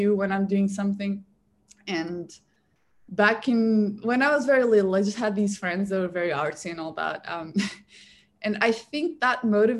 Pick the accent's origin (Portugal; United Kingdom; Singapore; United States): Portugal; Portugal where I'm from